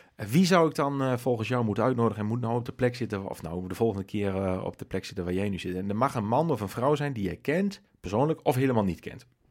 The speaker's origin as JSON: {"language": "Dutch", "town": "Nijverdal", "region": "Overijssel", "country": "Netherlands", "said": "we zijn beide nijveren"}